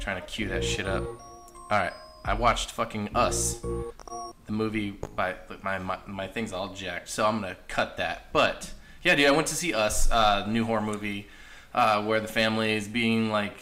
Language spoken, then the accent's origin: English; Hollister, California, United States; also born or lived in Pennsylvania; now in Arizona, United States; I used to always tell people I grew up in the Bay Area, and I was corrected several times saying, Hollister's